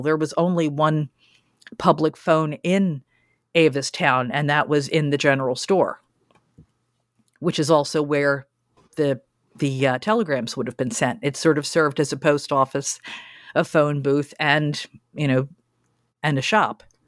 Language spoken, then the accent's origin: English; Philadelphia, Pennsylvania, United States; my hometown